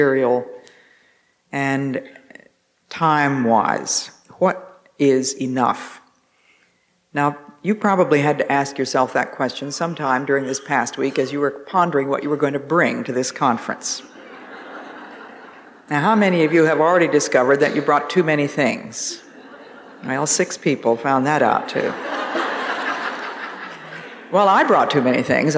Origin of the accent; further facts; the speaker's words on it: Northeast, United States; accent: Northeast; my Northeast accent